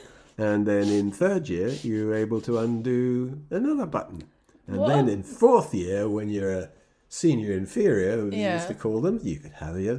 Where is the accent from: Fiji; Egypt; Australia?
Egypt; born there; I was born in Egypt because my father was what's called DAQ, which is Deputy Adjutant Quartermaster in Egypt. So I was born there.